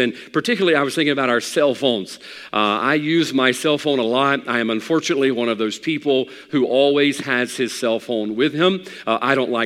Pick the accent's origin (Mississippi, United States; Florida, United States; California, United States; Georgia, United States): Mississippi, United States; around Hattiesburg; growing up in Hattiesburg or around Hattiesburg, I'm very familiar with the main avenues and the main roads around Hattiesburg